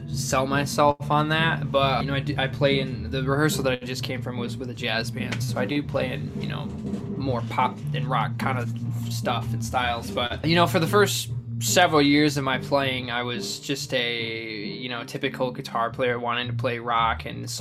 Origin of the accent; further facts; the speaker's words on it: Lansing, Michigan, United States; I'm originally from Lansing, Michigan